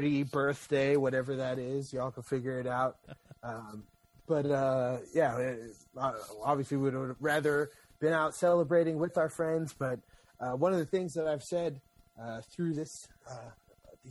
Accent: Pacifica, California, United States; I grew up in Pacifica.

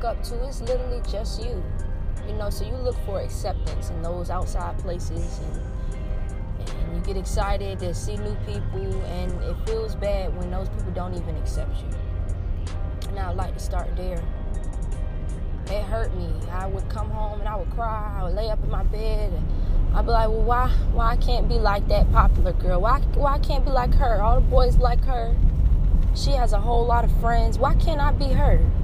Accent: Hampton Roads area, Virginia, United States; also born or lived in Norfolk, Virginia / Newport News, Virginia / Williamsburg, Virginia; First of all, I was born in Norfolk, Virginia. And then my mom moved here to Hampton, Virginia, in Newport News, Virginia. We've moved a couple places here and there. We also lived in Williamsburg as well

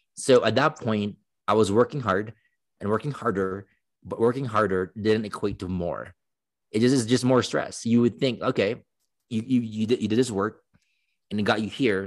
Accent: Philippines; moved away as an adult; now in United States; I grew up in the Philippines for eighteen years

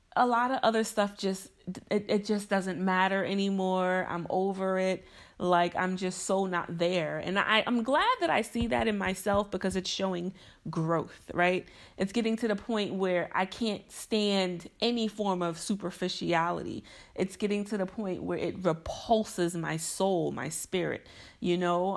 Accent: Mount Vernon, New York, United States; Mount Vernon, which is special to me because that's my hometown, it's where I'm from, it's where my parents still live

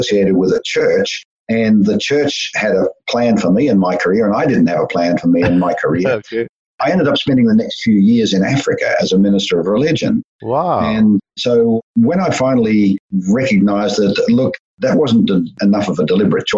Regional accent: Melbourne, Victoria, Australia; I grew up in Australia and born in Melbourne and largely raised in Melbourne

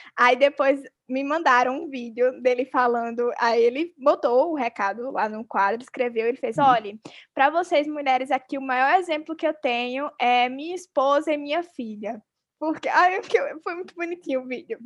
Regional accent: Arapiraca, Alagoas, Brazil; eu nasci em Arapiraca, uma cidade interior da Lagoa, super machista, sexista

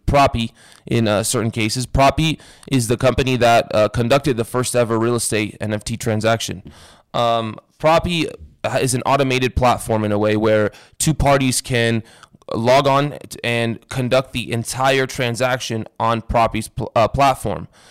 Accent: Las Vegas, Nevada, United States; growing up in Vegas

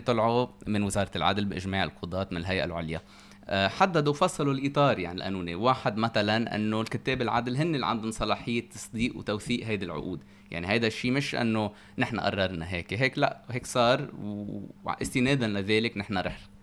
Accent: Lebanon; also born or lived in Oxford / United States; نحن اثنين لبنانيين

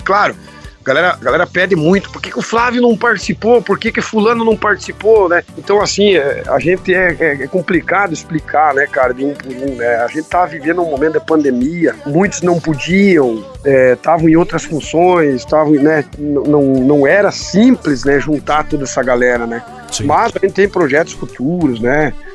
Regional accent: Santa Izabel do Oeste, Paraná, Brazil; Comecei lá na cidade de São Isabel do Oeste, no Paraná. Sou paranaense, né, Guilherme? E ali eu morava na roça eh, desde muito cedo, desde muito pequeno. Morava com meus avós ali

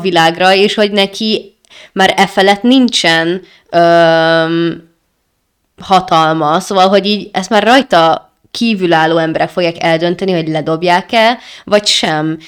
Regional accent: Hungary; magyarok vagyunk

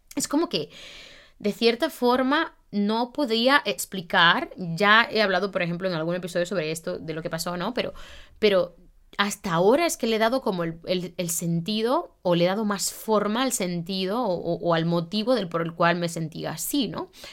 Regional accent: Santiago de los Caballeros, Santiago, Dominican Republic; moved away as an adult; also born or lived in Madrid, Spain; now in Barcelona, Spain; Yo soy santiaguera

